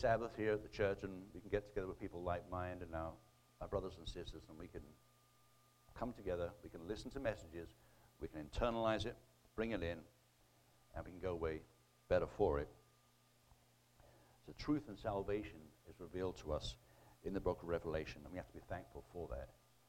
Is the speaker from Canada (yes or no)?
no; United Kingdom; now in United States; You know, since I emigrated here in 2002 from Britain, I thought Britain was bad, but unfortunately, I mean, we're here in the Bible Belt in Oklahoma